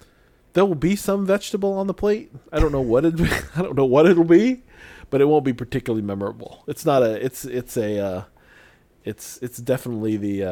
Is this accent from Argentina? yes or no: no; Philippines; being Filipino, your whole life is about rice.